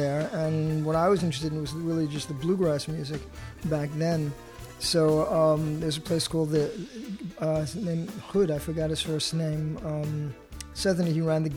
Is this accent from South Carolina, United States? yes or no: no; New York City, New York, United States; I grew up in Jackson Heights in Queens